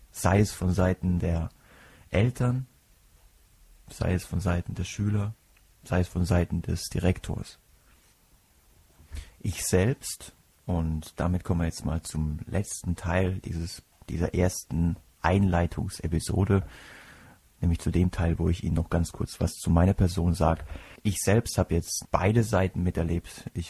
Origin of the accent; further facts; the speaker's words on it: Kuhardt, Rhineland-Palatinate, Germany; Ich komme aus Kuhhart. Kombination ist, und wer mich kennt, der weiß, dass ich manchmal auch selbst schmunzeln muss, wenn ich mich irgendwo vorstelle. Kuhhart ist ein 2000 Seelendörflein im Herzen der Pfalz.